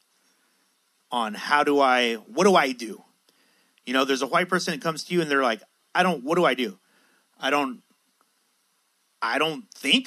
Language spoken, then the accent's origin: English; San Diego, California, United States; I was raised in Logan Heights in San Diego